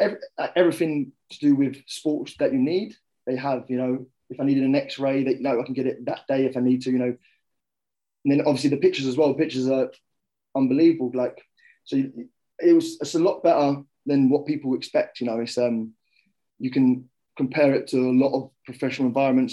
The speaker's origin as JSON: {"language": "English", "area": "Kent", "region": "South East England", "country": "United Kingdom", "tie": "born or raised there", "also_born_or_lived": "London", "said": "I was born in London, and uh, mm. my family moved out to Kent"}